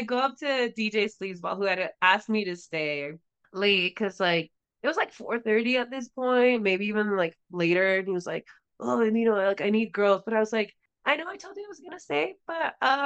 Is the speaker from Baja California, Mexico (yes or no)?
yes; Tijuana, Baja California, Mexico; where I grew up in Tijuana